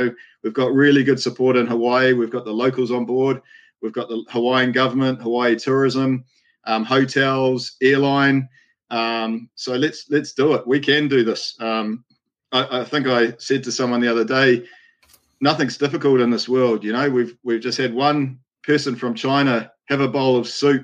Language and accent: English; New Zealand; moved away as an adult; also born or lived in Cook Islands; I'm obviously from New Zealand